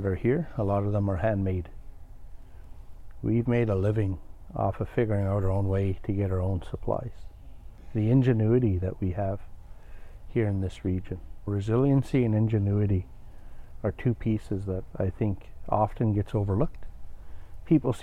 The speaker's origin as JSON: {"language": "English", "town": "Inuvik", "region": "Northwest Territories", "country": "Canada", "tie": "born or raised there", "also_born_or_lived": "Fort McPherson / Fort Smith", "said": "I grew up here in Inuvik, and a town just down the road from here called Fort McPherson"}